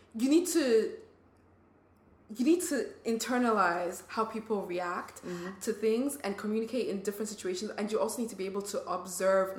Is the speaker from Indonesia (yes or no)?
no; Nigeria; now in United States; I grew up in Nigeria.